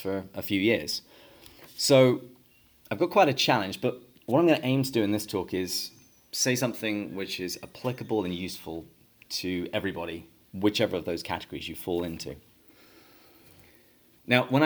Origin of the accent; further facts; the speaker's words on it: England, United Kingdom; moved away as an adult; now in San Diego, United States; But I grew up in England, and I had a fairly typical English upbringing.